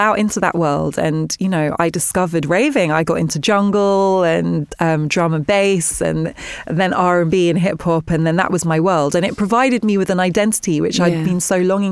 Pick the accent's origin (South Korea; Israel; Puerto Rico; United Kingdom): United Kingdom; London; also born or lived in Ghana; I grew up near Wimbledon Park and it's very leafy.